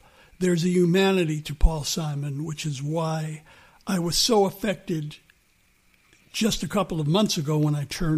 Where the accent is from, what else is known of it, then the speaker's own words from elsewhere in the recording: New York City, New York, United States; also born or lived in Bronx; We moved to Queens at 10